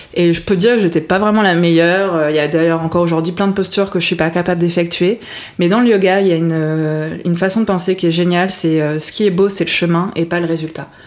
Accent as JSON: {"language": "French", "country": "France", "also_born_or_lived": "Montreal, Canada", "said": "je viens d'origine, je suis d'origine de Bourgogne, ah. Lyon exactement"}